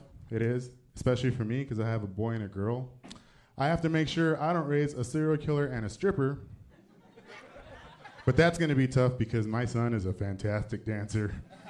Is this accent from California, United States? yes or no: yes; California, United States; moved away as an adult; now in San Antonio, United States; Actually, I'm from California, and we just moved out to San Antonio about a year and a half ago.